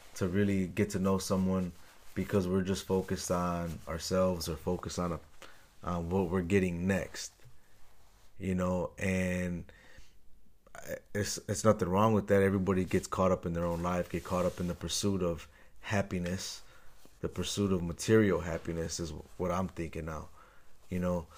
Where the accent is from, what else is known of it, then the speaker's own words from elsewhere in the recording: Chicago, Illinois, United States; moved away as an adult; also born or lived in Los Angeles / New York; now in Texas, United States; I'm from Chicago